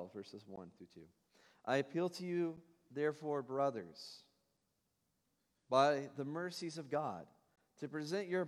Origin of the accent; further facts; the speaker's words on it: Tennessee, United States; now in Ohio, United States; I'm from Tennessee